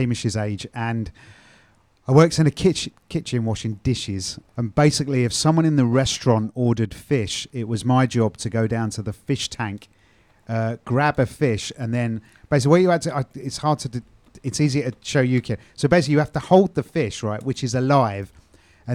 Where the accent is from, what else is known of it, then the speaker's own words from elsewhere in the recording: London, United Kingdom; I'm from the East End of London